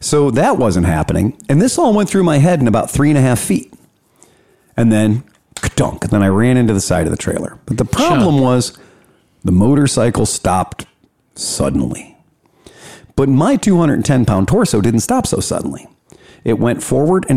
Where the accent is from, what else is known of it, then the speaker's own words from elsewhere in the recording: Cleveland, Ohio, United States; from Cleveland